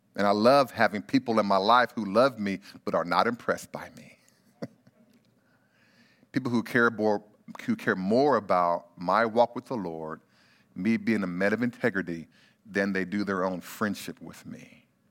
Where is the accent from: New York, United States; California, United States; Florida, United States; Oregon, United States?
California, United States; Bakersfield; I grew up in Bakersfield, California